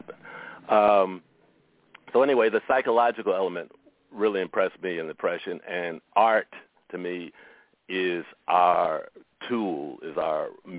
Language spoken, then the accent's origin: English; Chicago, Illinois, United States; moved away as an adult; also born or lived in San Francisco, California; now in San Francisco Bay Area, United States; I grew up in Chicago, but I was born in San Francisco, and my whole adult life has been out here